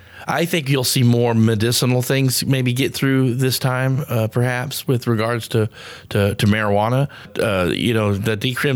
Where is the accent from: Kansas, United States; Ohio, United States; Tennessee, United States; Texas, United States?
Texas, United States; Austin; I think I'm from Austin